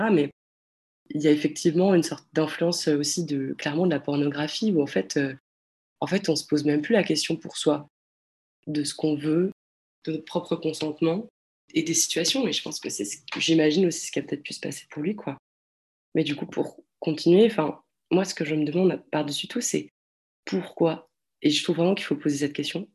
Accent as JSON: {"language": "French", "country": "France", "said": "je suis française"}